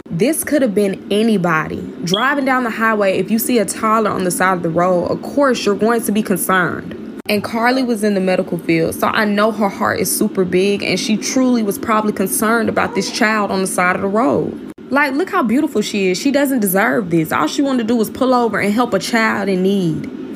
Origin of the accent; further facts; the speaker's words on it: Birmingham, Alabama, United States; my hometown, Birmingham, Alabama